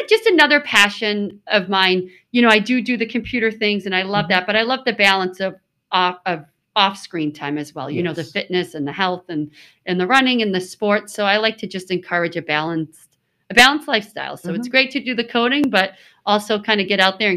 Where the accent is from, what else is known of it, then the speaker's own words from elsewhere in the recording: South Shore, Massachusetts, United States; I've always lived on the South Shore